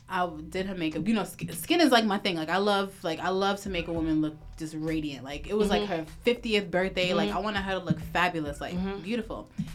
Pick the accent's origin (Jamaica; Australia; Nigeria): Nigeria; we're all Nigerian in here.